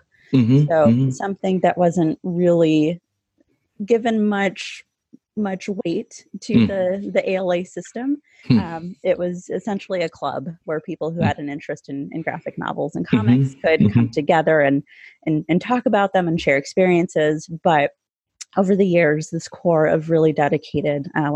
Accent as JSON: {"language": "English", "town": "Yuma", "region": "Arizona", "country": "United States", "tie": "born or raised there", "also_born_or_lived": "Chicago suburbs, Illinois", "moved": "as an adult", "lives_now": "Elmhurst, United States", "said": "my hometown library in Yuma, Arizona, which is where Mexico, California, and Arizona all come to a point"}